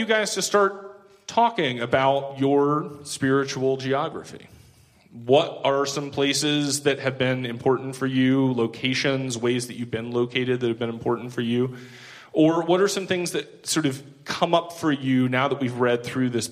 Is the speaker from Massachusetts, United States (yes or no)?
no; East Tennessee, United States; moved away as an adult; also born or lived in Nashville; I grew up in East Tennessee, went to school in Nashville